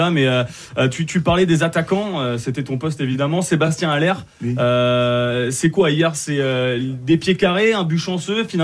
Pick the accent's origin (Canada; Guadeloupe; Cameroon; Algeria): Cameroon; also born or lived in Amiens; Non, je suis camerounais.